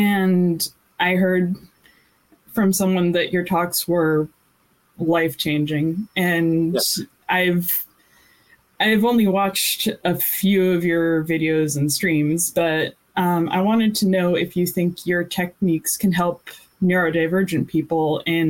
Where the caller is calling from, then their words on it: Irvine, California, United States; I'm calling in from Irvine, California.